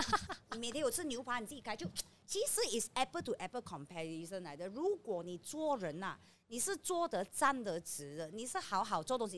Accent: Malaysia; 我们是马来西亚人民

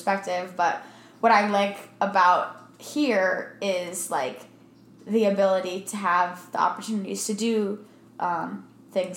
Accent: Maryland, United States; now in Arizona, United States; I'm from Maryland

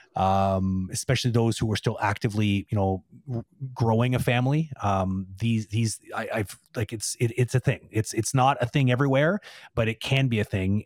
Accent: Toronto, Ontario, Canada; now in Quebec, Canada; I'm originally from Toronto

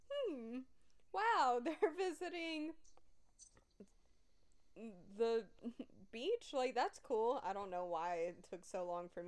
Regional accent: the South, United States; I am from the South.

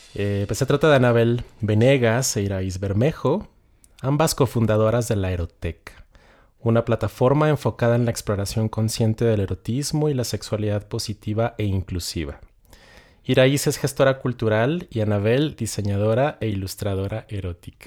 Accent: Ciudad Juárez, Chihuahua, Mexico; Yo soy de Ciudad Juárez

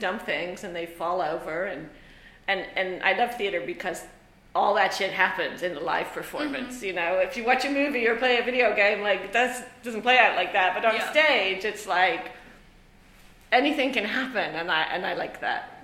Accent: Ireland; moved away; I grew up in Ireland

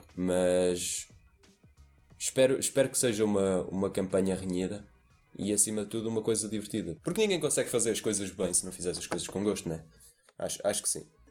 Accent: Portugal; como somos portugueses

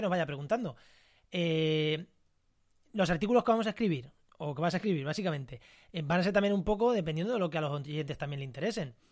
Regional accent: Munera, Castilla-La Mancha, Spain; el ayuntamiento de Munera, que es mi pueblo, en Albacete

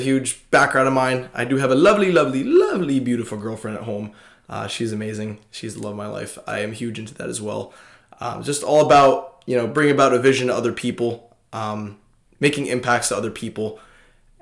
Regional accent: Long Island, New York, United States; Long Island born, raised

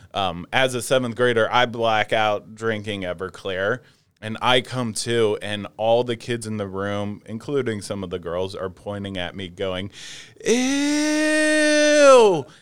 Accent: outside of Philadelphia, Pennsylvania, United States; I grew up right outside of Philadelphia.

